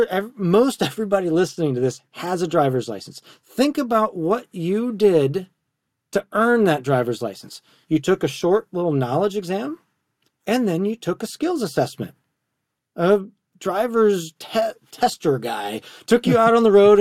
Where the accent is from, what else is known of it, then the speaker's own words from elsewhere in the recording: Wisconsin, United States; moved away; also born or lived in Tennessee; I'm from Wisconsin, on the corn, you know, county roads and gravel roads